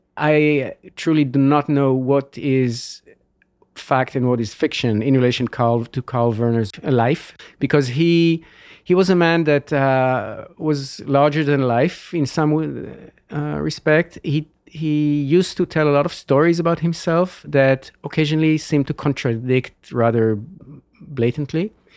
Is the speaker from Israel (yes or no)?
yes; Israel; moved away as an adult; now in California, United States; I was born and grew up in Israel